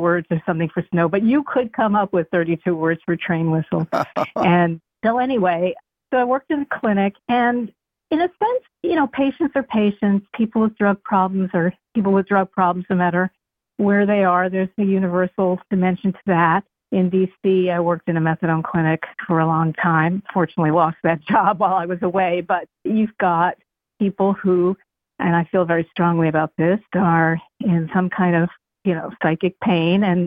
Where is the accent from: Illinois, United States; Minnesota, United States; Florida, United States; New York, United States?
New York, United States; New York City; moved away as an adult; also born or lived in Ashland, Kentucky; I'm from Queens